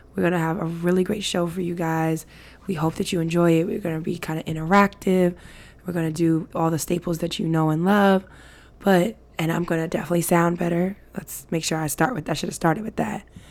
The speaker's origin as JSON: {"language": "English", "region": "New York", "country": "United States", "said": "we are of New York. Like, we're from New York."}